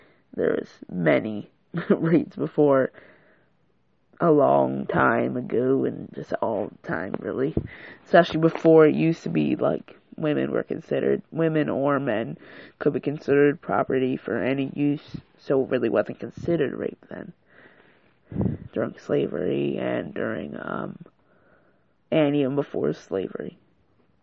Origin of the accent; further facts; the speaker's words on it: United States; I was born in America, so I'm African-American.